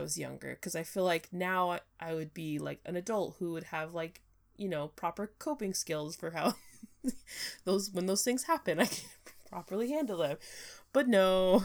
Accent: California, United States; moved away; I'm from California

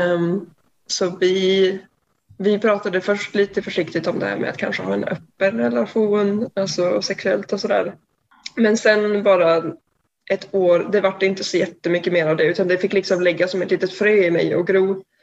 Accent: Umeå, Västerbotten County, Sweden; now in Gothenburg, Sweden; jag bor i Göteborg just nu, men jag kommer från Umeå

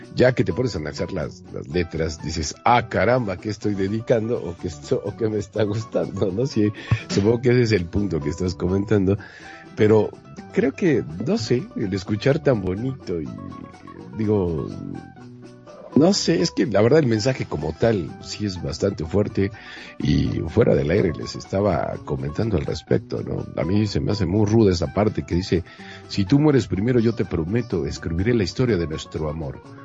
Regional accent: Mexico; como mexicana y mexicanos que somos

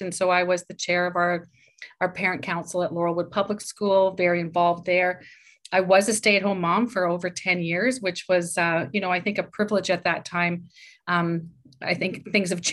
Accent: Saskatoon, Saskatchewan, Canada; moved away as an adult; now in Waterloo, Canada; I grew up in Saskatoon. I'm a prairie girl, always will be.

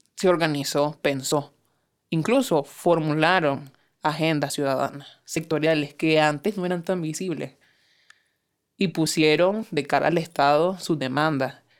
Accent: Nicaragua; Como ciudadanos nicaragüenses con plenos derechos

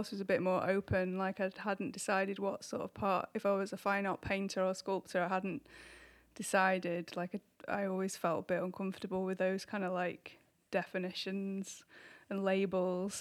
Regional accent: Manchester, North West England, United Kingdom; moved away as an adult; also born or lived in Japan / Liverpool; I'm from Manchester

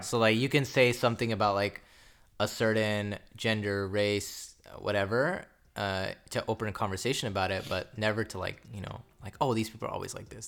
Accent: United States; we were born here, we were raised here

